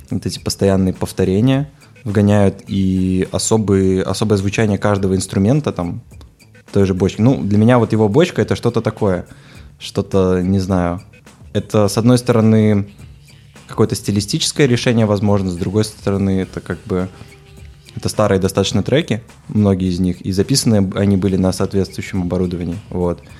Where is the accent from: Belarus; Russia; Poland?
Belarus; Minsk; я родился в минске вот и всю жизнь собственно жил в минске вот абсолютно, мне кажется, хорошее и замечательное там детство.